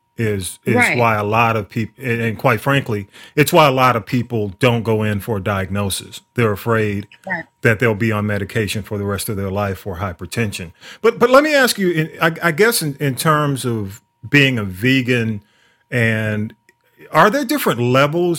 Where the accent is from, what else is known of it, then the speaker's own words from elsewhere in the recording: the South, United States; I grew up in the South